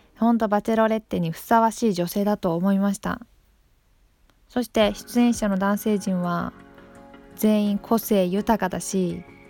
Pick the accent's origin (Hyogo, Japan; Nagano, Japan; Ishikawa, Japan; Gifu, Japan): Gifu, Japan; Takayama; 私の出身地の飛騨高山